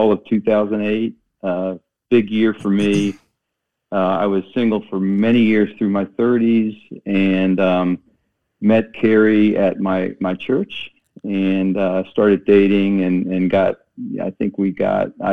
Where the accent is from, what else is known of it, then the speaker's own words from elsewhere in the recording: Waldorf, Maryland, United States; moved away as an adult; also born or lived in North Carolina; I grew up in a little town in Maryland, Southern Maryland, called Waldorf